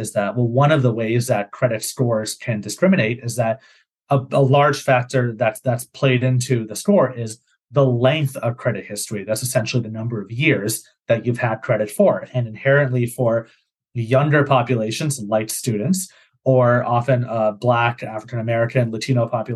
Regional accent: Canada; moved away as an adult; also born or lived in Massachusetts, United States; I'm from Canada. So when I did my master's in the States at Harvard University

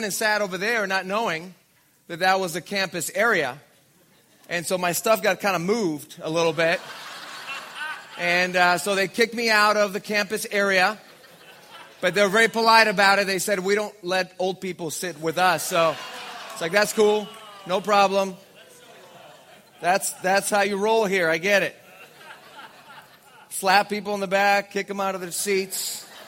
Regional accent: Mexico; now in Orange County, United States; I was born and raised in Mexico

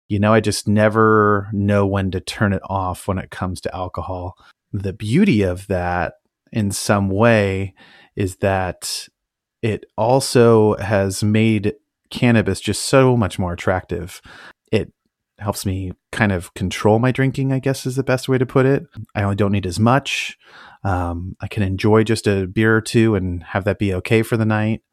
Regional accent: Napa Valley, California, United States; moved away as an adult; also born or lived in Tacoma; I grew up in the Napa Valley

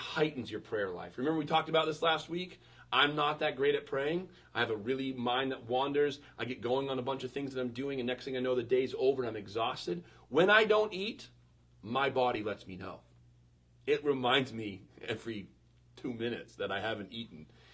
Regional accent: Western Maine, United States; I was born in 1982 in Western Maine

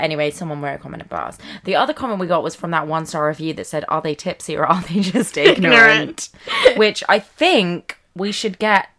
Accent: United Kingdom; we're British

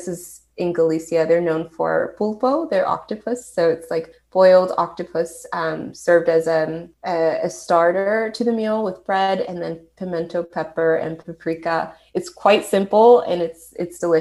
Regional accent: California, United States; I'm from California

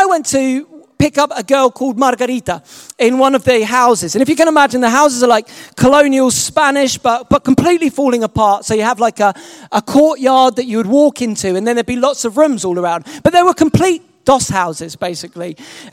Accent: England, United Kingdom; I'm not American, I'm English.

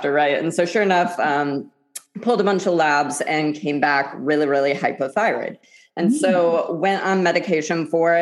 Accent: Midwest, United States; I'm from the Midwest

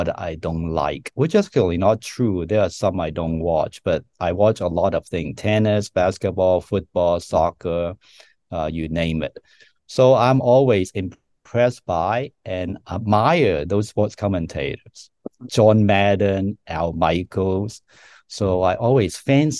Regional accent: Hong Kong; now in United States; I grew up in Hong Kong

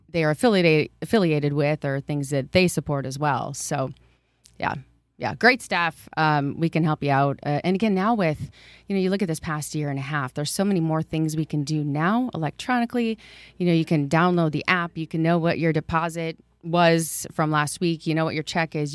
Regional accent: Waterloo, Iowa, United States; I grew up in Waterloo, attended Emmanuel Lutheran, and graduated from East High School in Waterloo

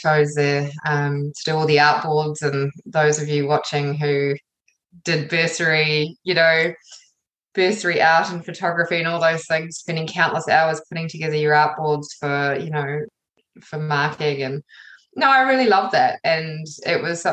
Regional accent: New Zealand; also born or lived in England / London; I was born in England, moved here when I was just before I was one. So I've lived most of my life in New Zealand.

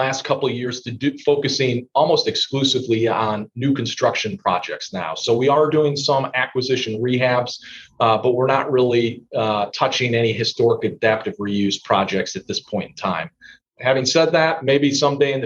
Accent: Indiana, United States; my home state of Indiana

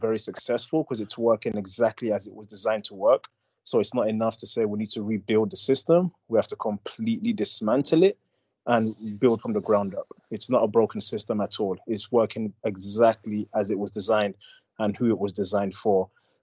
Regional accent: England, United Kingdom; moved away as an adult; now in United States; I'm not an American. I've been here 13 years, but I'm not an American. I'm from England. I'm African

